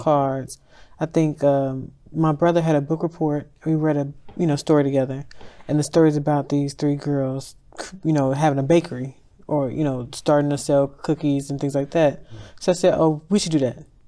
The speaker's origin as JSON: {"language": "English", "town": "Chicago", "region": "Illinois", "country": "United States", "tie": "born or raised there", "also_born_or_lived": "Dallas, Texas", "moved": "as an adult", "said": "I'm from Inglewood, I left Chicago two weeks out of high school, so I was in Dallas for eight years, nine years."}